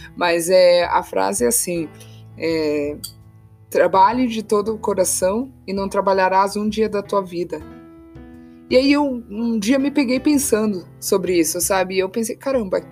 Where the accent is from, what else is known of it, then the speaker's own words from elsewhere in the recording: Santa Catarina, Brazil; moved away; eu sou de Santa Catarina